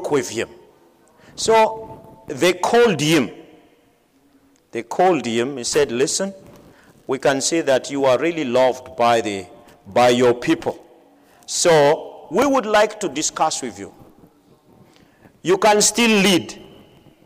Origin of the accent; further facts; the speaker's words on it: Madagascar; I am from Madagascar.